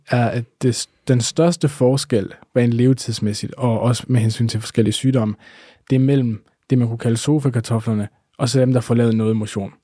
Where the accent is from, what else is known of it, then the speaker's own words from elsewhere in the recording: Denmark; vi danskere